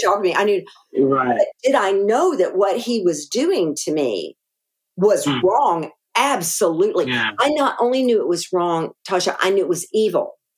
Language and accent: English; Arkadelphia, Arkansas, United States; accent: Arkansas; moved away; also born or lived in Green Bay, Wisconsin / Texas; Arkadelphia was our hometown